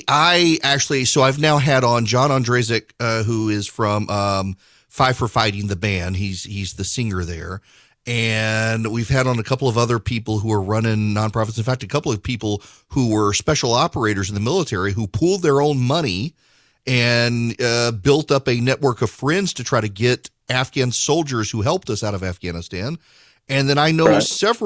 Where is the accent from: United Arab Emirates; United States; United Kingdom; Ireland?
United Arab Emirates; Dubai; and I grew up in Dubai. My dad worked for Conoco Oil, and Conoco was in charge of the Dubai Petroleum Company, DPC.